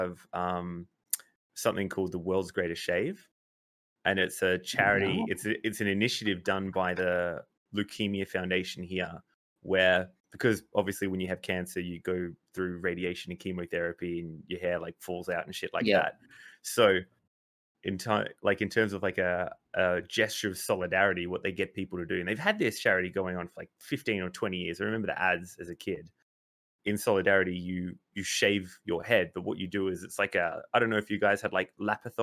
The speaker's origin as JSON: {"language": "English", "country": "Australia", "said": "I'm Australian"}